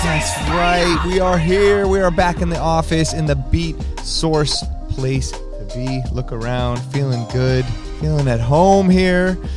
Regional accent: Los Angeles, California, United States; Growing up in Los Angeles

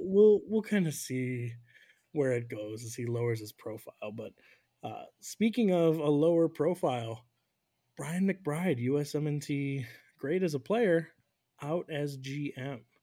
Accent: United States; as an American

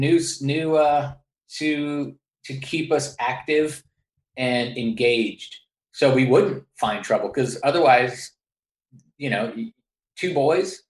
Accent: San Francisco, California, United States; growing up in San Francisco, I went to public school

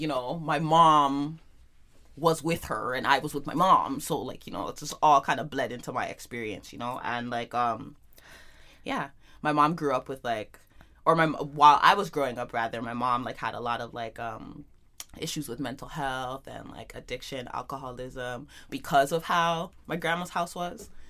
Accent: Toronto, Ontario, Canada; growing up in Jane and Finch

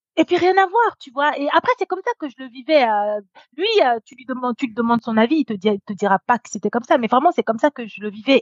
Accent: Normandy, France; J'ai grandi en Normandie

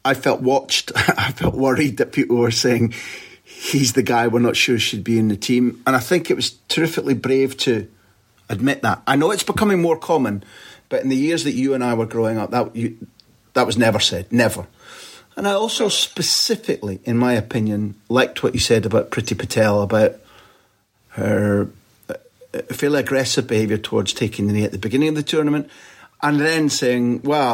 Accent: Scotland, United Kingdom; I'm a Scot.

